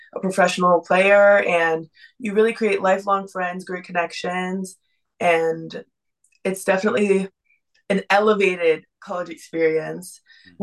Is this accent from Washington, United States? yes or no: no; Texas, United States; also born or lived in Boston; now in Miami, United States; I'm originally from Texas, then I moved to Boston, and now I'm here swimming at the University of Miami